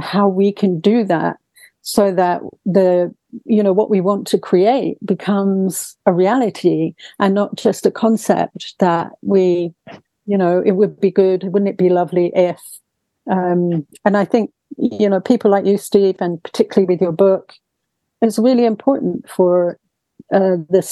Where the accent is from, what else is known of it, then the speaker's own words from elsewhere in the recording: England, United Kingdom; coming from a very quiet English family